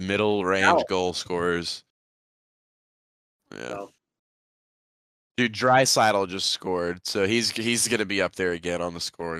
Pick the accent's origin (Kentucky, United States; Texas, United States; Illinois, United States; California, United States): Texas, United States; we're from Texas.